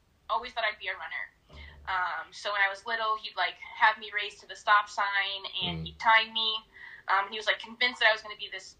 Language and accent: English; Southern California, United States; moved away as an adult; also born or lived in Minot, North Dakota; now in Detroit, United States; So I'm originally from Southern California. Mm-hmm. I moved out to Detroit in March.